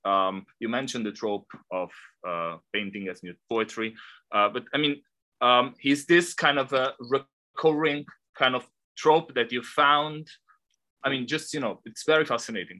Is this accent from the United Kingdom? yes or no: no; Italy; moved away as an adult; also born or lived in Australia; now in Hong Kong; I am Italian. I completed my doctorate in Australia before moving to Hong Kong.